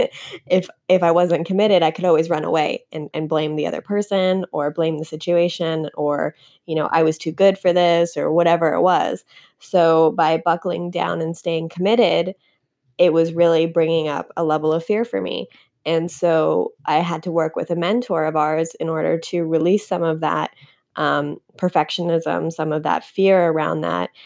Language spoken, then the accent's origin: English; Canada; moved away as an adult; now in United States; I'm from Canada.